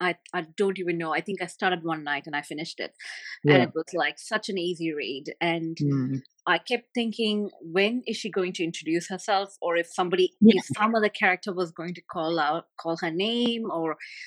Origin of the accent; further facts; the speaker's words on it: Saudi Arabia; first language Tamil; English is a second language; My mother, my primary language is Tamil, but I did not read that until I was 15 years old. And because we, growing up in Saudi, it was either English